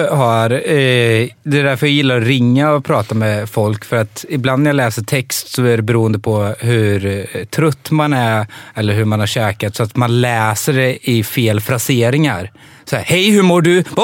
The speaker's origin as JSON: {"language": "Swedish", "country": "Serbia", "said": "jag är från Serbien, jag har sett arga människor."}